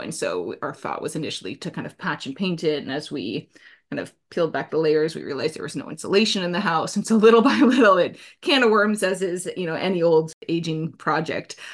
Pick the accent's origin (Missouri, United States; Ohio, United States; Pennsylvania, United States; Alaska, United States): Alaska, United States; Anchorage; also born or lived in New Jersey; now in Hudson Valley, New York, United States; part of what's rooted in me from my upbringing, growing up in Alaska